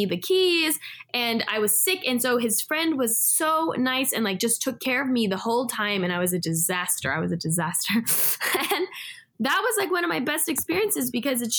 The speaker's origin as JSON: {"language": "English", "region": "California", "country": "United States", "tie": "born or raised there", "also_born_or_lived": "Israel / Los Angeles / Mexico", "said": "I grew up in California where it's like very cultural"}